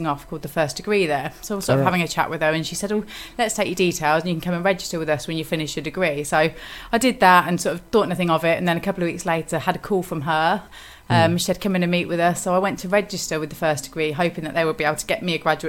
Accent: Northampton, East Midlands, United Kingdom; also born or lived in Birmingham; I'm from Northampton originally, born and bred

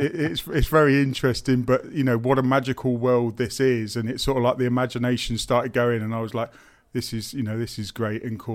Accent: Daventry, East Midlands, United Kingdom; also born or lived in Northampton; So I was born and bred in Northamptonshire, born in Northampton General, lived in Daventry until I was 16, and then I moved to Moulton College in Northamptonshire again and studied horticulture.

